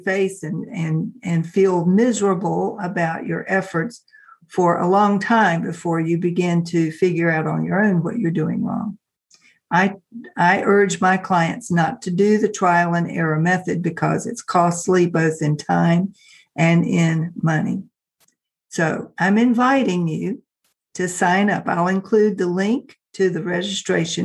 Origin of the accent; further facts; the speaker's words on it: Richmond, Virginia, United States; Richmond, which is my hometown here in Virginia